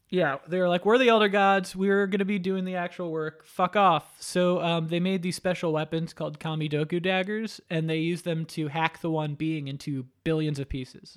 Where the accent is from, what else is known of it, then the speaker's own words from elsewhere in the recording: Florida, United States; also born or lived in New York; I, uh, grew up, though, in Florida